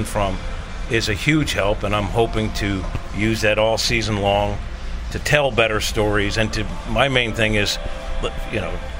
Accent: New York, United States; moved away; I know I was born in New York

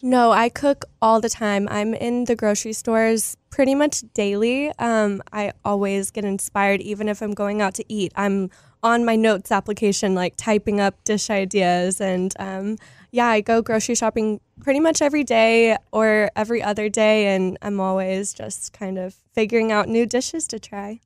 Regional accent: Texas, United States; I am Texan, born and raised

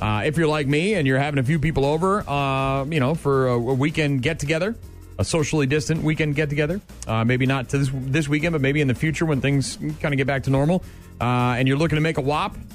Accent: New England, New Hampshire, United States; moved away as an adult; now in La Crosse, United States; I grew up in New Hampshire, New England

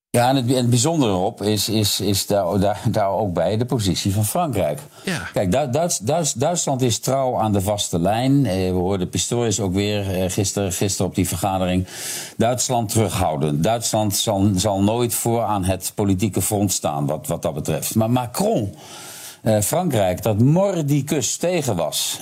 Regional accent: Netherlands

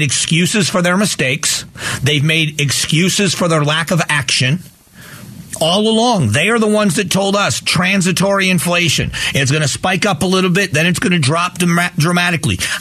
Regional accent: Southwest Florida, United States; moved away; also born or lived in Cleveland, Ohio; I was born in Cleveland, Ohio, but I spent most of my childhood living in Southwest Florida

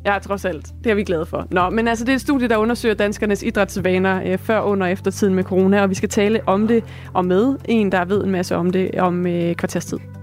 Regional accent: Esbjerg, Southern Denmark, Denmark; moved away; Det er jo min fødeby

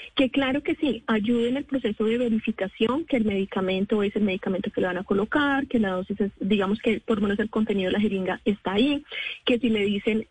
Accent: Colombia; nosotros como colombianos

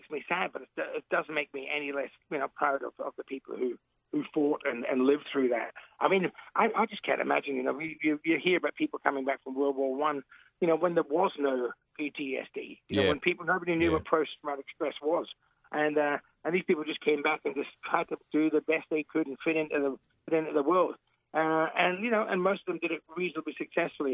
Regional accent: Elizabeth, South Australia, Australia; I grew up in Elizabeth. I came here when I was real young, and I grew up there

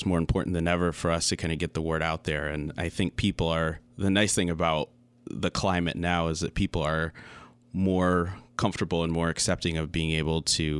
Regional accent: Lansing, Michigan, United States; also born or lived in Wisconsin; I grew up in Lansing my whole life. I did a little sabbatical and lived in Wisconsin for a little bit of time.

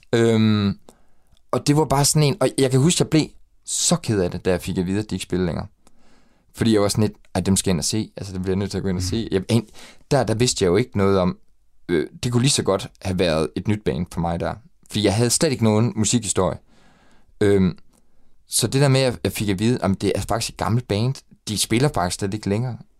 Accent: Ebeltoft, Central Denmark Region, Denmark; jeg er opvokset i Æbeltoft, ude ved Syddjurs.

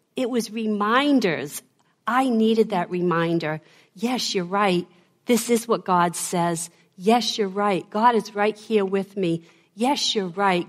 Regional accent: Boston, Massachusetts, United States; accent: Boston; my Boston accent

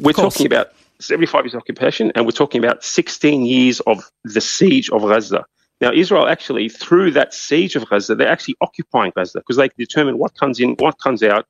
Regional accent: Australia; we being Australia

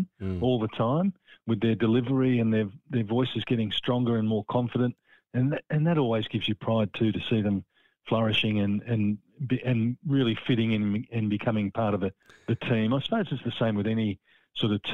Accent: Frankston, Victoria, Australia; I'm proud that I come from Frankston, and that's where my parents settled after they were married

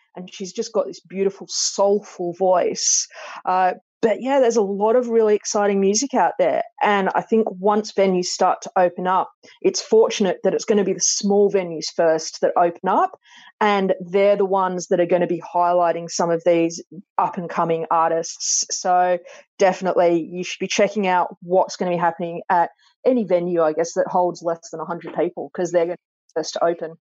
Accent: Sydney, New South Wales, Australia; also born or lived in Clovelly / Coogee / Matraville; i was born in clovelly and i grew up in bronte

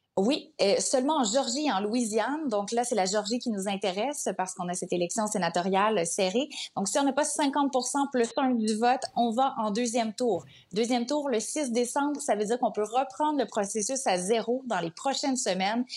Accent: Canada

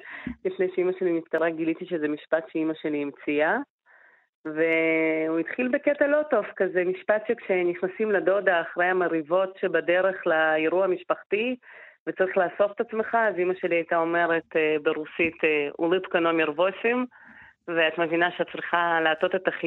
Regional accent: Israel; אבל אני גדלתי כאן, אני ישראלית ואני פה מגיל שמונה

